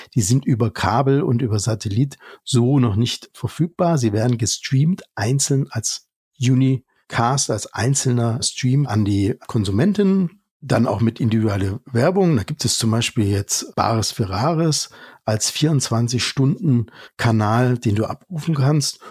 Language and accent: German; Germany; wir als Deutsche